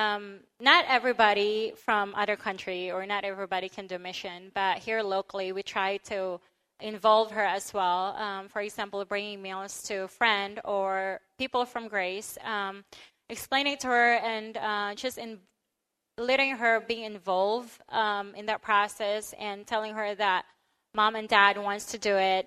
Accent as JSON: {"language": "English", "country": "Philippines", "tie": "born or raised there", "moved": "yes", "lives_now": "United States", "said": "I grew up in the Philippines."}